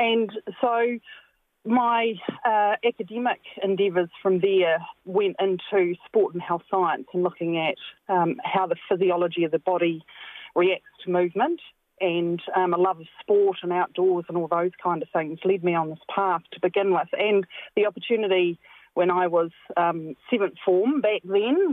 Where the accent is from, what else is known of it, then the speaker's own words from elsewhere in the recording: central Hawke's Bay, New Zealand; I grew up in very rural New Zealand, in central Hawke's Bay. So I'm a Hawke's Bay born and bred local